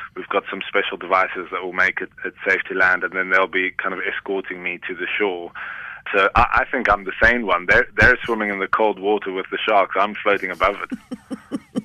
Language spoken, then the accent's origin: English; Cape Town, Western Cape, South Africa; I grew up in Cape Town as a surfer